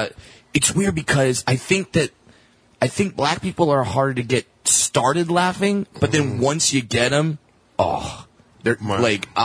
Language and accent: English; Orange County, California, United States; I'm white boy from Orange County.